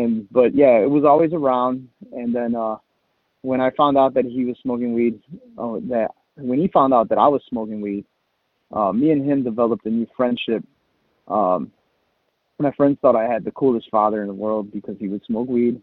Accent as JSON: {"language": "English", "town": "Chicago", "region": "Illinois", "country": "United States", "said": "I'm from Chicago."}